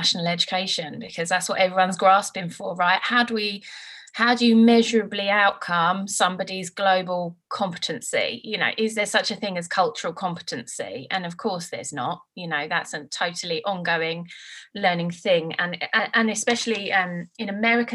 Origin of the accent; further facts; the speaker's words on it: Brentwood, East of England, United Kingdom; also born or lived in Birmingham / California / London / Leigh-on-Sea; I grew up in Brentwood